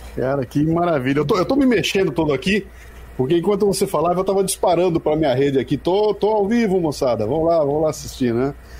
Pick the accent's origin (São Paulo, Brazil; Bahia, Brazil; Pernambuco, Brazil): São Paulo, Brazil; Bauru; moved away as an adult; Sou de Bauru, interior de São Paulo